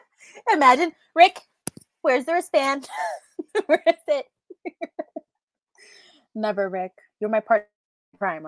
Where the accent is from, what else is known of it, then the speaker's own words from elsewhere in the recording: New York, United States; If I was born here, I call myself, I'm from New York. I'm just New Yorkian.